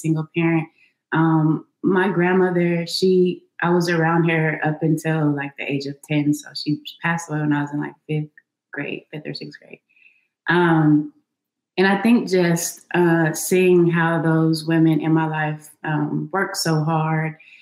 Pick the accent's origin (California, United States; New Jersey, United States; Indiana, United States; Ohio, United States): California, United States; Los Angeles; I grew up in Los Angeles